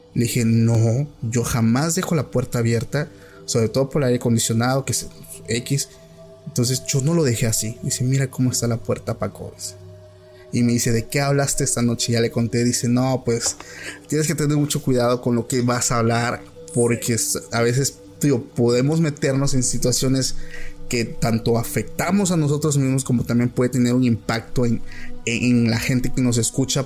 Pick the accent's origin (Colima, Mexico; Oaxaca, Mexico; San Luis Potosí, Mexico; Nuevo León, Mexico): Oaxaca, Mexico; yo soy de Oaxaca